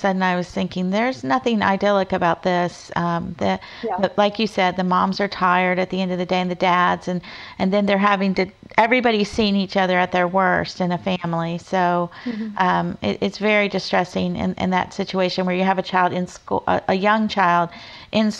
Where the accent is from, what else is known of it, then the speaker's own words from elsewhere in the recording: Florida, United States; grew up in Florida